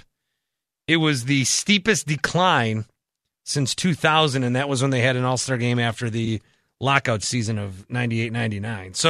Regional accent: Milwaukee, Wisconsin, United States; growing up in Milwaukee

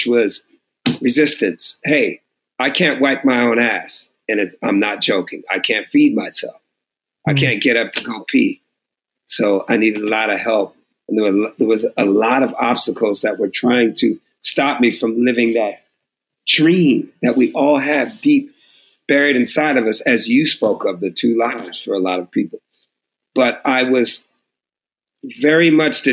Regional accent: Oakland, California, United States; also born or lived in Los Angeles; I'm from Oakland.

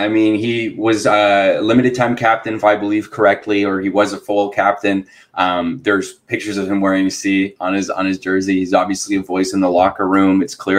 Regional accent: Chicago, Illinois, United States; moved away as an adult; now in Orlando, United States; I'm from Chicago. Okay. Moved down to Florida for school.

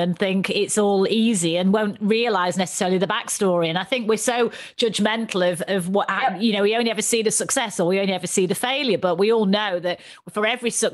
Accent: the north of England, United Kingdom; accent: Northern; my Northern accent

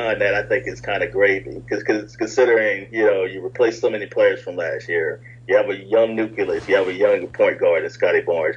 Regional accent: the Carolinas, United States; somebody growing up in the Carolina sessions myself

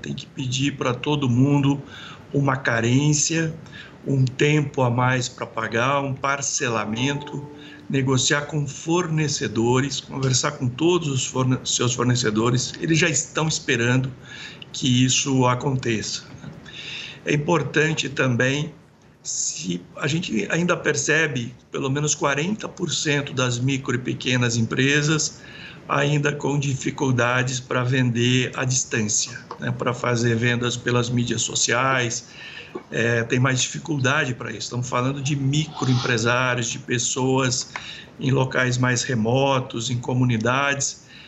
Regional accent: interior of São Paulo, Brazil; eu sou do interior de São Paulo

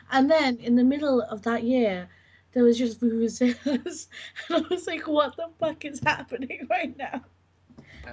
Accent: London, United Kingdom; growing up in London

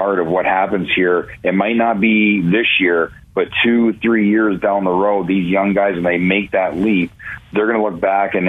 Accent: Ontario, Canada; moved away; also born or lived in Cleveland, Ohio; growing up in Ontario

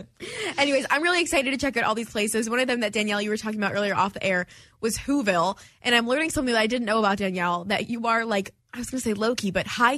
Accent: Detroit, Michigan, United States; moved away as an adult; now in Houston, United States; this being my first holiday in Houston and I'm from Detroit

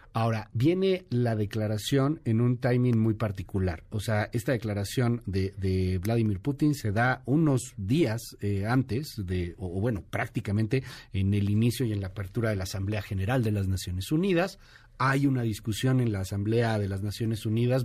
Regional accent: Colombia; mi continente y en mi país

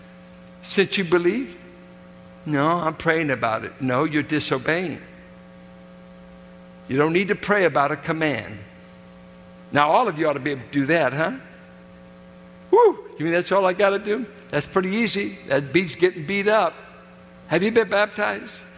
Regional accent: United States; I'm an American Christian

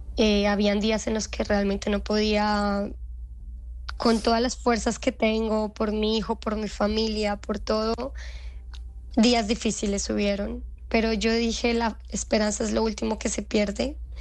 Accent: Colombia; now in Israel; mi país como colombiana

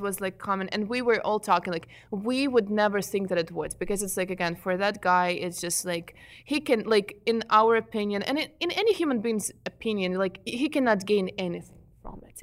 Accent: Ukraine; English is a second language; moved away as an adult; I am an immigrant from Ukraine. I came here seven and a half years ago.

